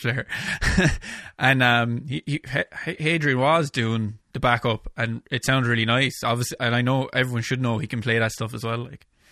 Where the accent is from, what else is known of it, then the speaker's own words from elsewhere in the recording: Ireland; my hometown here in Ireland